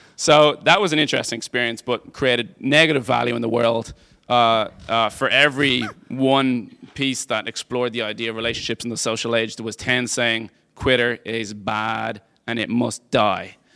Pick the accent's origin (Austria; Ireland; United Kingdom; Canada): Ireland; Dublin, Leinster; moved away as an adult; now in United States; I grew up in Dublin, Ireland. I moved here two thousand and eleven